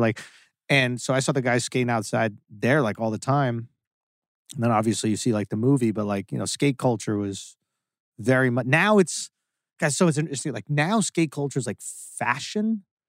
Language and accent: English; New York, United States; I grew up on Astor Place and Lafayette Street in New York